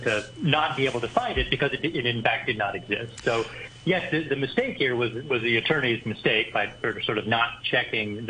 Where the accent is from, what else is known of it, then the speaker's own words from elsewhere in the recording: Nova Scotia, Canada; now in Hong Kong; I am from Nova Scotia.